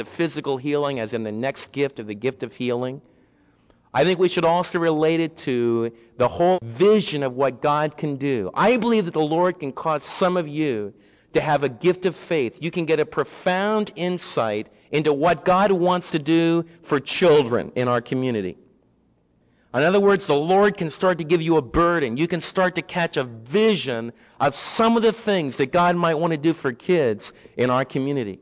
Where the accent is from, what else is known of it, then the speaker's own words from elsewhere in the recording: United States; As American believers